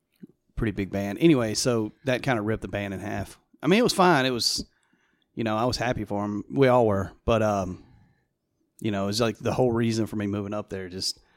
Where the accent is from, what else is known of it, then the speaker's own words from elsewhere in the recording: Greer, South Carolina, United States; moved away as an adult; also born or lived in Seattle / Indianapolis; I grew up in Greer. I lived in Seattle for a while and then Indianapolis for a few years, but I came back and don't ever plan on leaving again.